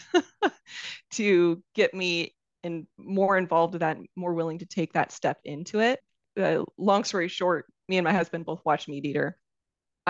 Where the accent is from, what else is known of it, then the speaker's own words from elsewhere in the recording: Washington, United States; I grew up in Washington State.